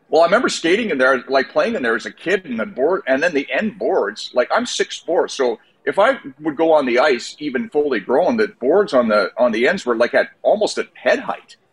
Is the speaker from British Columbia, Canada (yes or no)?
yes; Kelowna, British Columbia, Canada; I grew up in BC